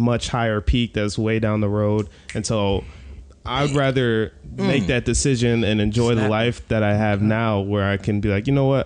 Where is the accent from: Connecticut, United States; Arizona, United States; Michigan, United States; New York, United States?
Michigan, United States; Novi; we grew up in Novi